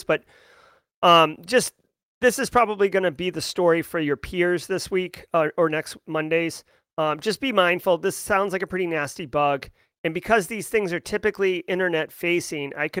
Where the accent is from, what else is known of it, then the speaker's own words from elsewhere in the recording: Massachusetts, United States; I'm from Massachusetts